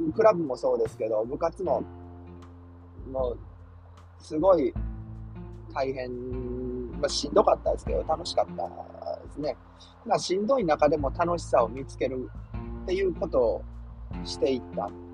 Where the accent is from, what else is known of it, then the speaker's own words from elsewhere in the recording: Nishinomiya, Hyogo, Japan; moved away as an adult; also born or lived in Yokohama; 僕、兵庫県西宮出身なんで